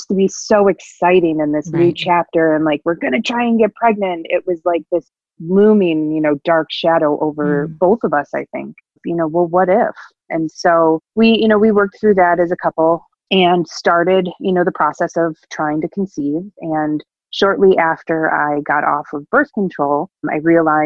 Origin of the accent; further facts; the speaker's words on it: Buffalo, New York, United States; I grew up in the Buffalo, New York area.